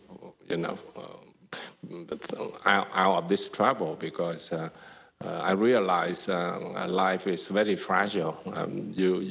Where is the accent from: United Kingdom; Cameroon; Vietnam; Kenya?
Vietnam; moved away; growing up in Vietnam